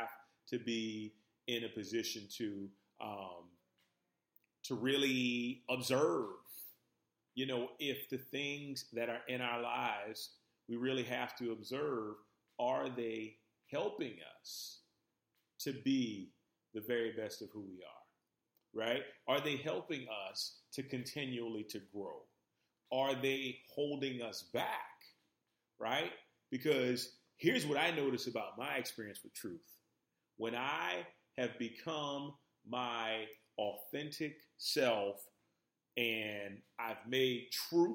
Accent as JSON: {"language": "English", "town": "New Orleans", "region": "Louisiana", "country": "United States", "tie": "born or raised there", "moved": "as an adult", "lives_now": "Los Angeles, United States", "said": "So I grew up in New Orleans, Louisiana. And I spent pretty much almost 30 years in New Orleans"}